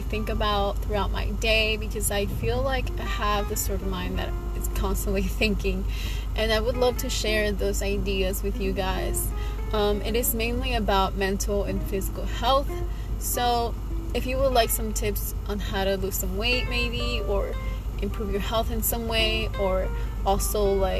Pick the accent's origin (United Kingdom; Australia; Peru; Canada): Peru; now in Miami, United States; I was born in Peru, but I live here in sunny Miami, Florida.